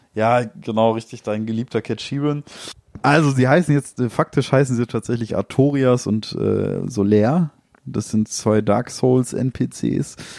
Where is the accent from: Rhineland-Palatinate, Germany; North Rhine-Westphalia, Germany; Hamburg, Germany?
North Rhine-Westphalia, Germany; Ruhr area; wir sind ja aus dem Ruhrgebiet